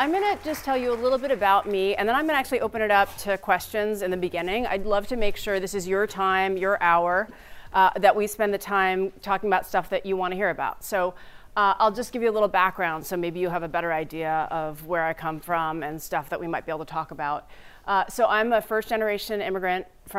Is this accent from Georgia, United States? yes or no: no; New Jersey, United States; also born or lived in Staten Island; I was born in Staten Island, New York. And then I moved to New Jersey